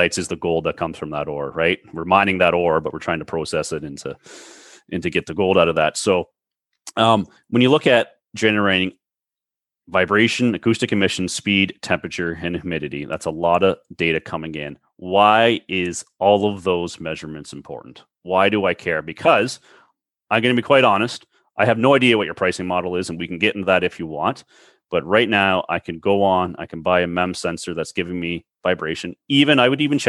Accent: Toronto, Ontario, Canada; I'm from the Toronto area

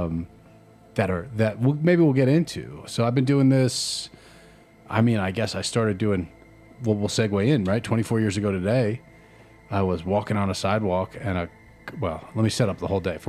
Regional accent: New Jersey, United States; growing up in Jersey

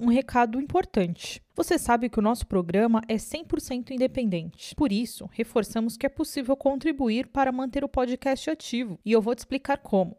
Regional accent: Brazil; Sou, sou brasileira.

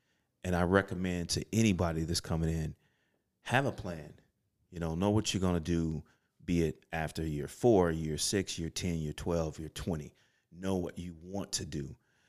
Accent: Chicago, Illinois, United States; Now, for me, growing up on the South Side of Chicago, welfare, last four kids, there are no military bases near where I grew up.

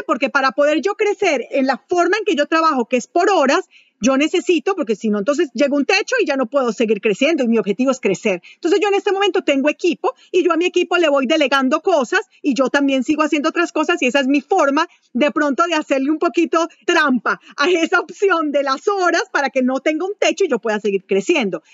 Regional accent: Manizales, Caldas, Colombia; moved away as an adult; also born or lived in Venezuela; fui gerente internacional de ventas para una compañía de Colombia, de Manizales, donde yo nací. Em, después de eso me trasladaron a Venezuela, por eso yo soy colombiana

